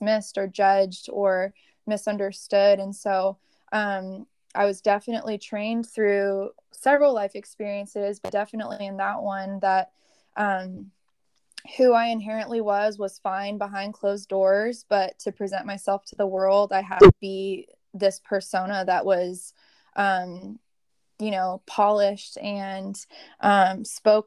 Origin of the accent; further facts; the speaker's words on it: San Diego, California, United States; moved away as an adult; now in Charlotte, United States; I'm originally from San Diego